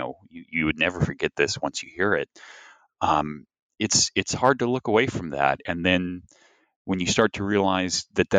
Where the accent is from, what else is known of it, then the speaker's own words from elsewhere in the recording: Tennessee, United States; it did help some that I'm from Tennessee and grew up in Tennessee.